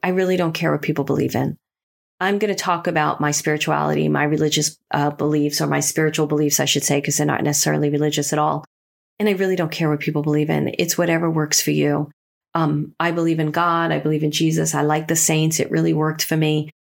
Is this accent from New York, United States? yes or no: yes; New York City, New York, United States; They were my friends that I grew up with in Brooklyn